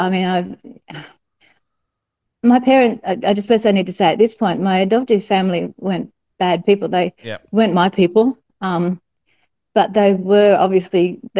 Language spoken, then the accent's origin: English; New South Wales, Australia; the hospital where I was born in New South Wales.